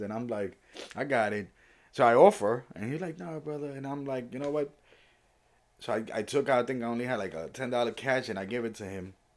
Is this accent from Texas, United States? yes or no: no; New York City, New York, United States; also born or lived in Puerto Rico; I was born in Puerto Rico, raised in the Bronx or New York City, but mostly the Bronx